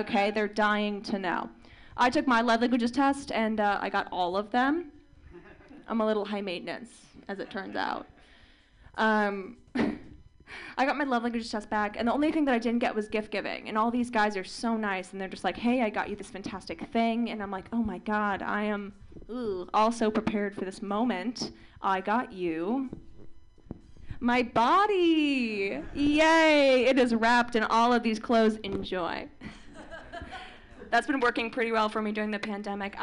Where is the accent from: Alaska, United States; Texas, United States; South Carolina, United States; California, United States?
California, United States; Orange County; I am from Orange County, and it's weird. Like, I grew up in a different kind of Orange County, right?